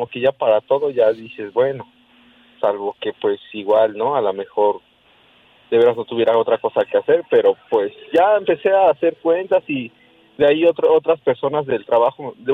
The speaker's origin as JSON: {"language": "Spanish", "region": "Puebla", "country": "Mexico", "said": "de aquí del estado de Puebla."}